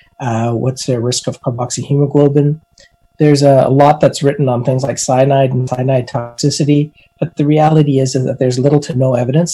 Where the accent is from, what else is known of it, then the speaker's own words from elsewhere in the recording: Alberta, Canada; I'm from Alberta, And as an Albertan, we like to barbecue, even in the middle of winter